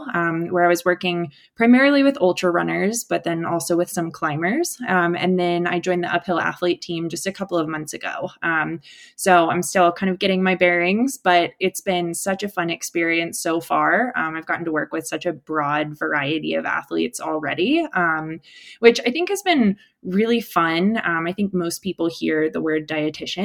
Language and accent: English; Virginia, United States; moved away; also born or lived in Colorado; I grew up in the Appalachians in a hiking family